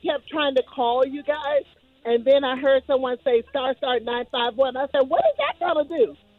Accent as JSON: {"language": "English", "town": "Green Cove Springs", "region": "Florida", "country": "United States", "tie": "born or raised there", "said": "I was born and raised in Florida."}